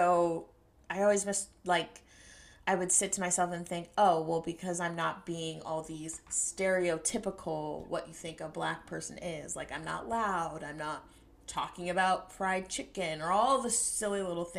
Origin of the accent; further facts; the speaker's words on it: United States; my parents weren't born here, so me and my siblings were born here, so we're, you know, we're American kids, but, you know, we have African parents